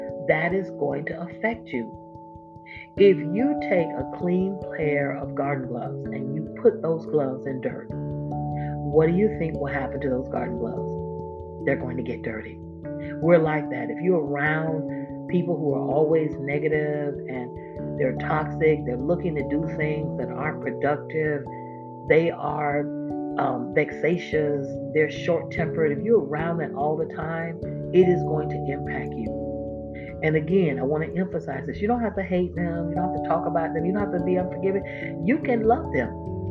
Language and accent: English; Florida, United States; my home state, Florida